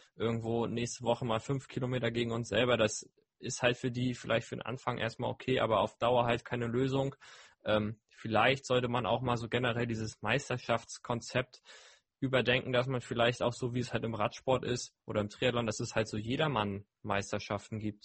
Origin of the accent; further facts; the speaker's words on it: Hamburg, Germany; bei uns in Hamburg